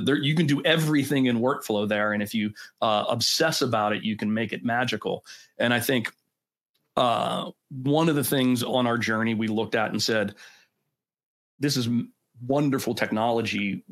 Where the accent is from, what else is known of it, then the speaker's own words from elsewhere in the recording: Pittsburgh, Pennsylvania, United States; born and bred in Pittsburgh